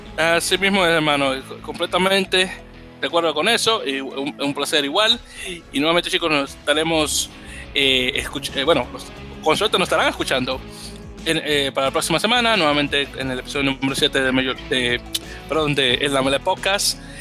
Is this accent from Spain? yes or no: no; Dominican Republic; como decimos en Dominicana